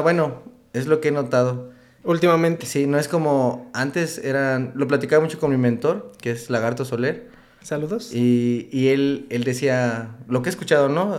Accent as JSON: {"language": "Spanish", "town": "Uruapan", "region": "Michoacán", "country": "Mexico", "also_born_or_lived": "Manzanillo / Pachuca / Mexico City / Morelia", "moved": "as an adult", "said": "yo soy de Uruapan, Michoacán. Este, pero yo creo que tengo alrededor de unos ocho años que ya no vivo en Uruapan"}